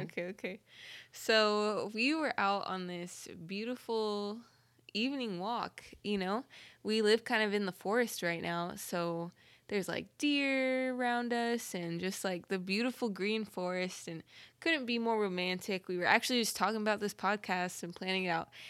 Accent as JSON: {"language": "English", "region": "Southern California", "country": "United States", "moved": "as an adult", "lives_now": "Oklahoma, United States", "said": "Southern Cali girl"}